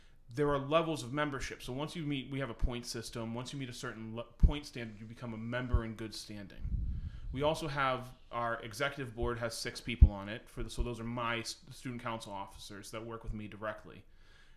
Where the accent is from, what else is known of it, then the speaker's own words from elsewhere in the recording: Manchester, New Hampshire, United States; I grew up in New Hampshire, so I went to high school in Manchester.